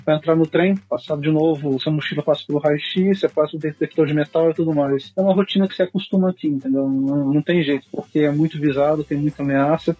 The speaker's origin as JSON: {"language": "Portuguese", "town": "Taubaté", "region": "São Paulo", "country": "Brazil", "tie": "born or raised there", "also_born_or_lived": "Brookline, United States / Rio de Janeiro", "moved": "yes", "lives_now": "Israel", "said": "nasci no interior de São Paulo, na cidade de Taubaté, vivi lá por alguns anos"}